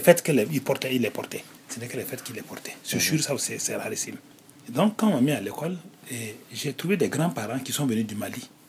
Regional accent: Nouna, Boucle du Mouhoun, Burkina Faso; also born or lived in Fada N'Gourma, Burkina Faso; avec mes parents, donc dans la ville de mes parents, mais dans le collège, là, on était en l'internat

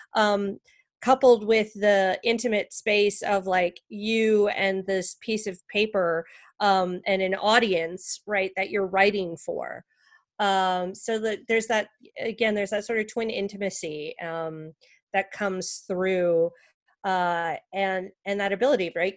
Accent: Canada; moved away; I'm also from Canada originally.

